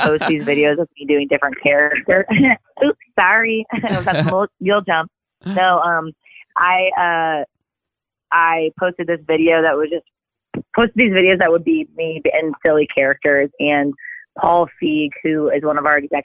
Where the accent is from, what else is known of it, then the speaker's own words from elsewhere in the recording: Omaha, Nebraska, United States; I grew up mostly in Omaha, Nebraska